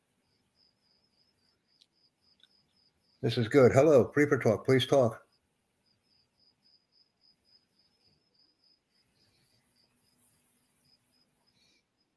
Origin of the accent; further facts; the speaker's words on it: United States; I'm from the United States.